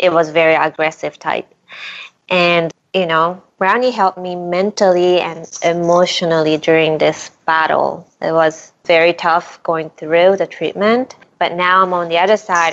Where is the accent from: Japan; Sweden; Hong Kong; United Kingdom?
Japan; now in Brooklyn, United States; I grew up in Japan, the town of Milltown.